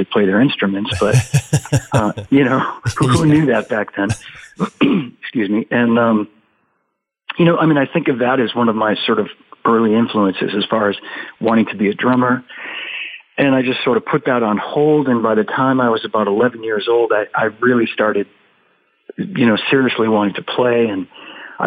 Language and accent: English; Melrose, Massachusetts, United States; moved away as an adult; also born or lived in Los Angeles / Boston; I grew up in a little town called Melrose, Massachusetts.